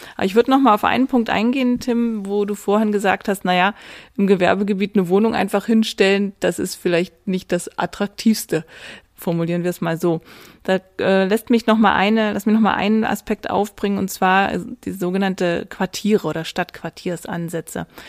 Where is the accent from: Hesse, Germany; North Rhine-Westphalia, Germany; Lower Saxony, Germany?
Lower Saxony, Germany; Bovenden; Ich komme ja selber aus der Region. Ich pendle ja jeden Tag ein, komme aus Bovenen, ist quasi so ein kleiner Vorort von Göttingen